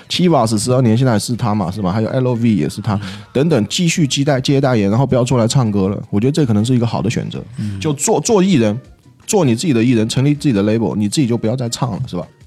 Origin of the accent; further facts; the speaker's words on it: Yunnan, China; accent: Taiwanese-sounding (Yunnan accent); 但我是云南的